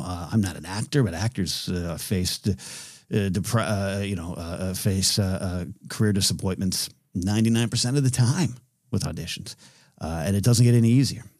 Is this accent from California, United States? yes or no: yes; California, United States; in my hometown.